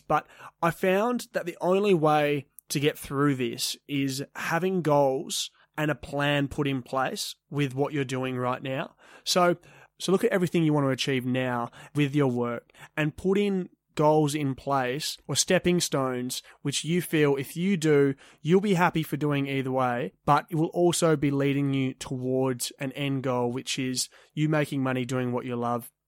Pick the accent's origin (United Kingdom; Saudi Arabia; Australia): Australia; Perth, Western Australia; I grew up in Leaderville, which is a coffee strip suburb relatively close to Perth City in Western Australia